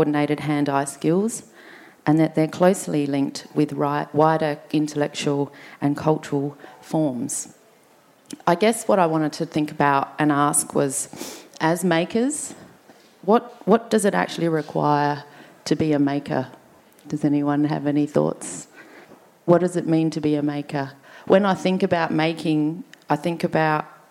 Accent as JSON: {"language": "English", "town": "Adelaide", "region": "South Australia", "country": "Australia", "tie": "born or raised there", "said": "we grew up here on Kaurna country."}